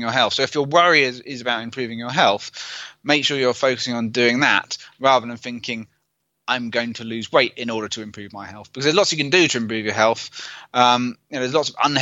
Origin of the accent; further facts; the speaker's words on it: United Kingdom; I'm British